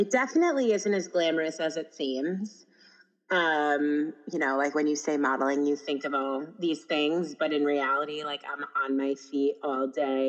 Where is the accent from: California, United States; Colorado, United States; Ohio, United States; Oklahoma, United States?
Ohio, United States; I actually like realized after I said that, you're going to be like, wait, I'm from Ohio.